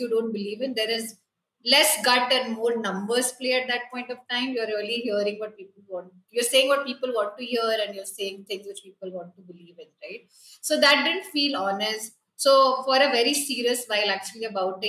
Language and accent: English; Kolkata, West Bengal, India; I grew up in Kolkata